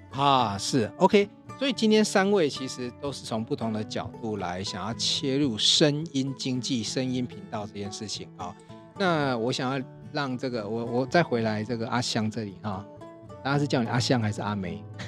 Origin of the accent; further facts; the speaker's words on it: Hsinchu County, Taiwan; 我是道道地地的这个本土闽，闽南哈，我们住海边官比较大，因为以新竹来讲，这边是靠海的闽南人比较多哈